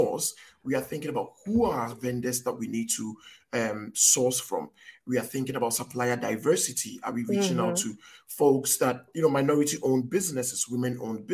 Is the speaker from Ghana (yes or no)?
yes; Ghana; I'm from Africa. I'm from Ghana